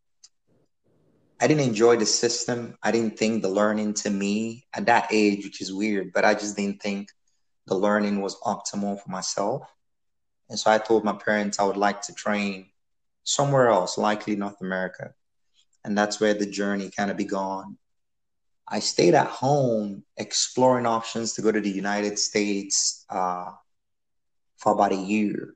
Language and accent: English; Nigeria; so I was born in Nigeria. That's where I grew up.